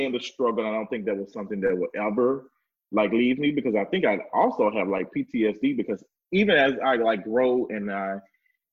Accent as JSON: {"language": "English", "town": "Memphis", "region": "Tennessee", "country": "United States", "tie": "born or raised there", "moved": "as an adult", "lives_now": "Atlanta, United States", "said": "I grew up in Memphis, Tennessee. I'm born and raised there all of my life. I moved to Atlanta"}